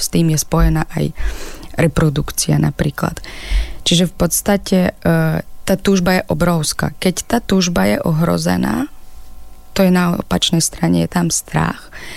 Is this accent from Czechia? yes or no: no; Ukraine; Slovak is a second language; moved away as an adult; now in Slovakia; aj keď žijem na Slovensku, stále som Ukrajinka